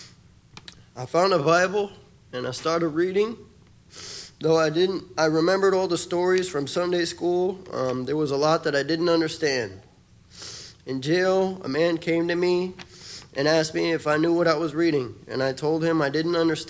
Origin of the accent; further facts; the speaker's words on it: Miami, Florida, United States; I grew up in Miami, Florida when I was adopted when I was 5 years old